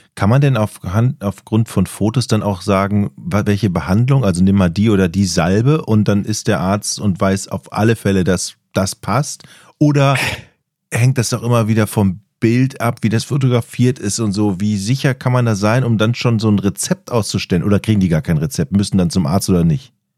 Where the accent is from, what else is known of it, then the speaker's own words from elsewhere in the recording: Düsseldorf area, North Rhine-Westphalia, Germany; also born or lived in northern Germany; ich komme aus dem Düsseldorfer Raum